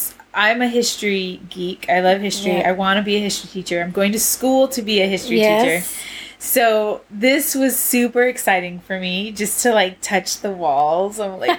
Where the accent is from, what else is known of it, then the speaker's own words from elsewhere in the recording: Southern California, United States; moved away as an adult; also born or lived in Charleston, South Carolina / Germany / San Antonio, Texas; growing up in Southern California